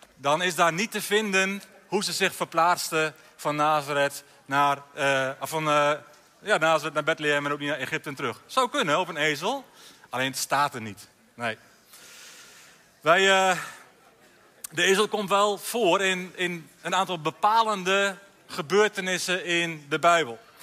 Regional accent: Alteveer, Drenthe, Netherlands; in Alteveer, bij Hogeveen, mijn geboortedorp

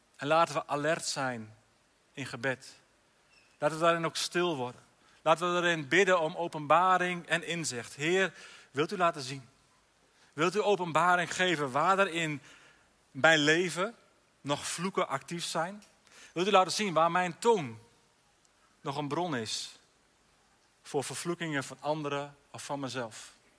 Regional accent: Alteveer, Drenthe, Netherlands; in Alteveer, bij Hogeveen, mijn geboortedorp

